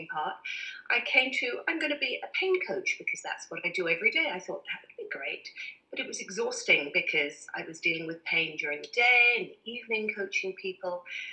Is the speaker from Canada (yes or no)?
no; England, United Kingdom; I'm very English